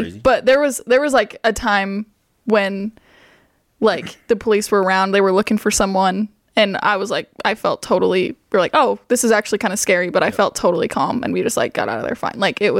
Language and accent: English; Herriman, Utah, United States; I'm from Harriman, Utah, and I served in the Michigan-Detroit mission, so Michigan, Ohio area.